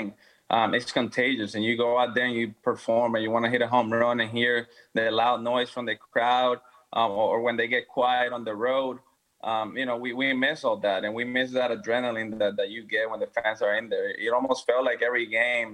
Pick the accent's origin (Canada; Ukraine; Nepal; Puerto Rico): Puerto Rico; now in Houston, United States; go back to my hometown and be able to spend time with the rest of my family over there